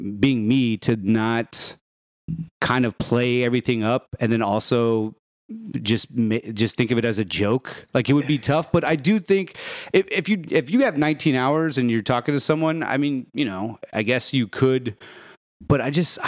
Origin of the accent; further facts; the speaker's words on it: Arlington, Texas, United States; now in Dallas, United States; I'm from Arlington